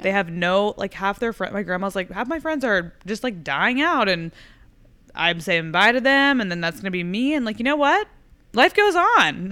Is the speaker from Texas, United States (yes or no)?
yes; Fort Worth, Texas, United States; moved away; I go home to, like, Fort Worth